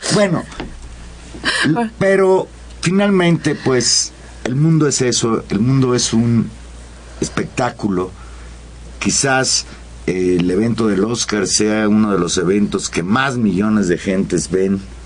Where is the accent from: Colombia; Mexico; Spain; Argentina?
Mexico; los mexicanos